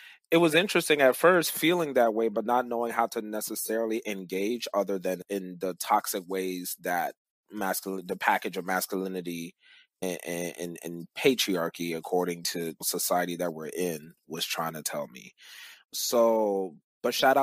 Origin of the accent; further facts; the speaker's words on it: Cameroon; moved away; I'm originally from Cameroon, Central Africa